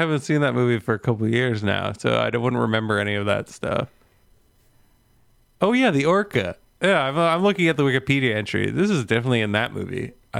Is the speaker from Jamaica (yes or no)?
no; Canada; Yes, another Canadian legal way to obtain it.